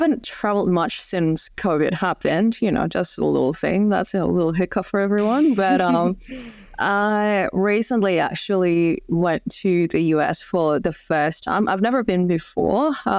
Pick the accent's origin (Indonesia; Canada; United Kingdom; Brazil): Indonesia; English is a second language; because I'm from Indonesia and there's a lot of, you know, smaller towns and regions in Indonesia that I haven't been to yet